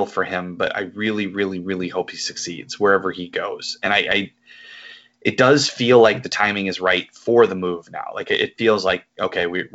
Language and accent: English; United States; as an American